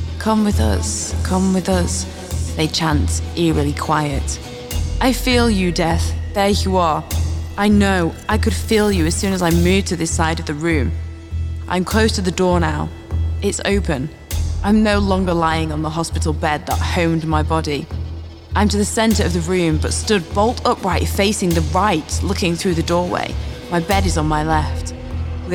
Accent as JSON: {"language": "English", "region": "the north of England", "country": "United Kingdom", "said": "I'm Northern English"}